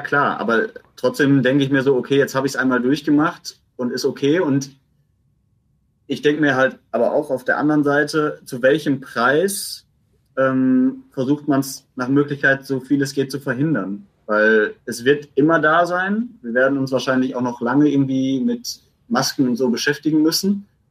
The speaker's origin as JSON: {"language": "German", "town": "Essen", "region": "North Rhine-Westphalia", "country": "Germany", "said": "ich als Essener"}